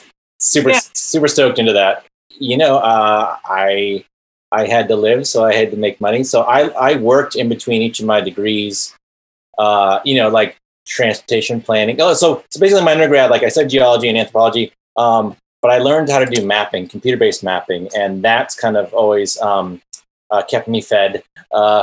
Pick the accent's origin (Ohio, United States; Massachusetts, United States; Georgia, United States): Massachusetts, United States; Quincy; I grew up in Massachusetts, just below Boston, Quincy, Massachusetts.